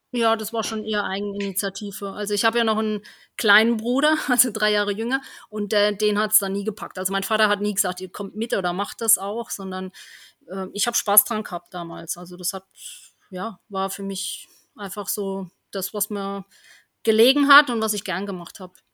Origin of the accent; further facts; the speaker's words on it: Germany; da bin ich ja aufgewachsen in Heiner, in einem kleinen Dorf.